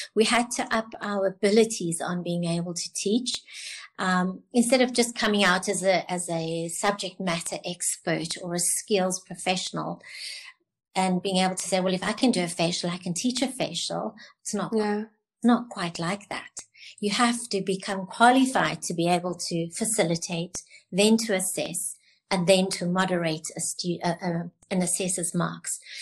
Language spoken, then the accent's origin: English; Cape Town, Western Cape, South Africa; I'm from Cape Town.